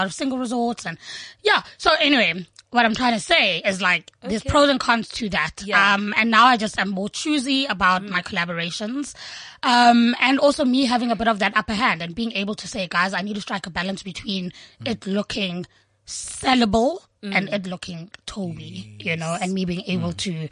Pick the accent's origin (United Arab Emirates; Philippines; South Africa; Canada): South Africa; South Africans are super spoiled. Like, we're so spoiled